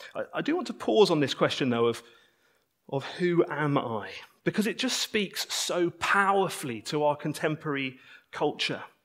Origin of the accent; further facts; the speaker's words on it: United Kingdom; I'm a British citizen